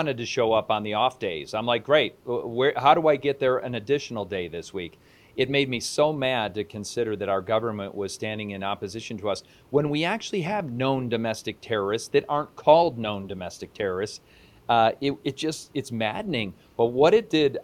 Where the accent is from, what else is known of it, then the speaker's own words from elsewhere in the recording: East Coast, United States; moved away; I'm originally from the East Coast.